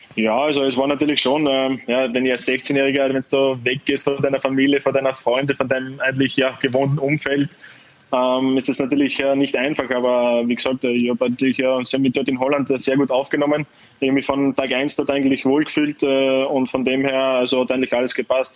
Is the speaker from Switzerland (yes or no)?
no; Carinthia, Austria; also born or lived in Netherlands; now in Wolfsburg, Germany; als Österreicher